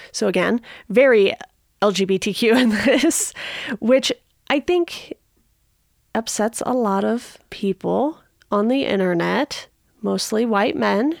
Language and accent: English; Southern California, United States; I grew up in Southern California